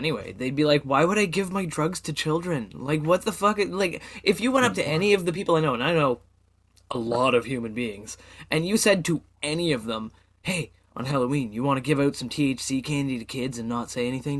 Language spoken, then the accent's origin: English; Canada; As a Canadian